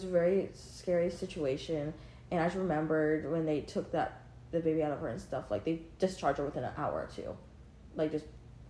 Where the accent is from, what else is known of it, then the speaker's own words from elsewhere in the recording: Portland, Oregon, United States; born there; I'll probably go to Portland. Give birth. I was born in Portland.